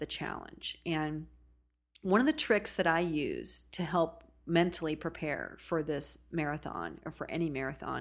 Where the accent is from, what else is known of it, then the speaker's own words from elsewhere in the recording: Oregon coast, United States; I was born and raised on the Oregon coast